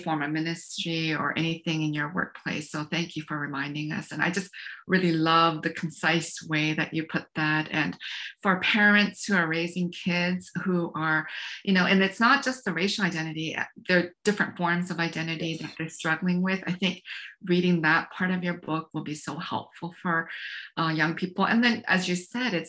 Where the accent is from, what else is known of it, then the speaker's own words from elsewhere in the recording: Canada; also born or lived in Korea; now in United States; I was born in Korea and then we immigrated to Canada. And so I grew up in Canada